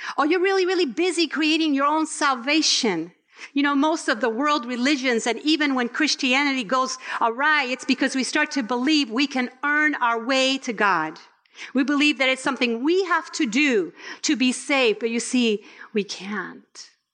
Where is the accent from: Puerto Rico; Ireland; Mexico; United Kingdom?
Puerto Rico; I was born in Puerto Rico.